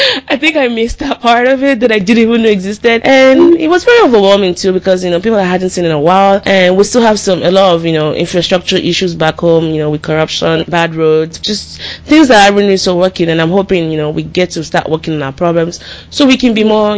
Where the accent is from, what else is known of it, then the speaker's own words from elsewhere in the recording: Nigeria; moved away; growing up in Nigeria